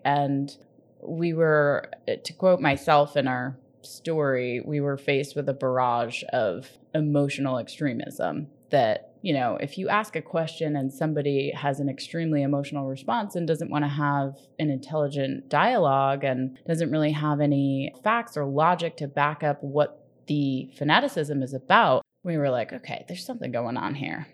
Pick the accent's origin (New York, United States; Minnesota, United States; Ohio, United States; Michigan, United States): New York, United States; now in Southern California, United States; So my sister and I were raised in New York.